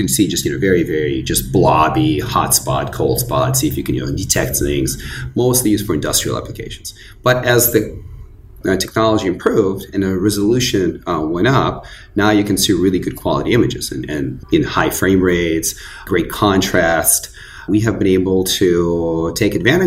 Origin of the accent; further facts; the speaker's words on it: Northern California, United States; also born or lived in Kyiv, Ukraine / Los Angeles; I grew up in Northern California